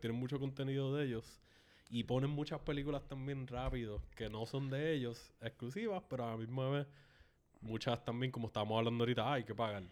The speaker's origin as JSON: {"language": "Spanish", "town": "Canóvanas", "country": "Puerto Rico", "tie": "born or raised there", "said": "yo crecí en Palma Sola, en Canóvanas, era una comunidad relativamente pequeña."}